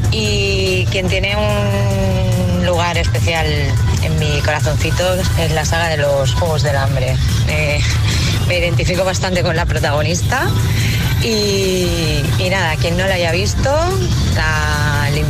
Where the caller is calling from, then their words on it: Valencia, Valencian Community, Spain; desde Valencia.